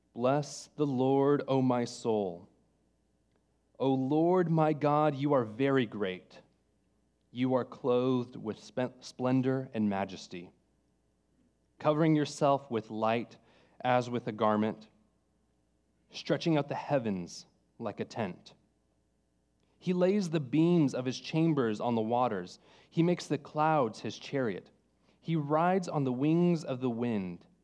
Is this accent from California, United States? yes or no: yes; California, United States; moved away; I'm from California